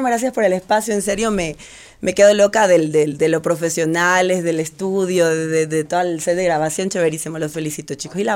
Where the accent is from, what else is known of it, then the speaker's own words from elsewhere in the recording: Portoviejo, Manabí, Ecuador; moved away as an adult; now in Quito, Ecuador; Yo eh, soy de Puerto Viejo.